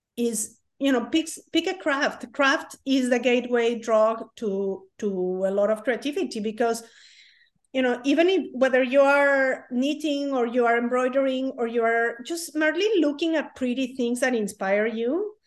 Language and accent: English; Mexico; moved away as an adult; now in United States; I'm from Mexico. In Mexico, it's very common that you do a lot of things